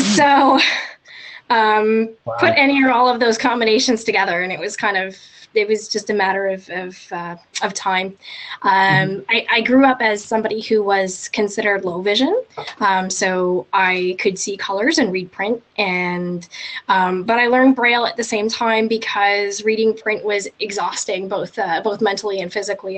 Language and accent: English; just outside of Vancouver, British Columbia, Canada; I'm I'm Canadian. I was born and raised in uh, in uh, just outside of Vancouver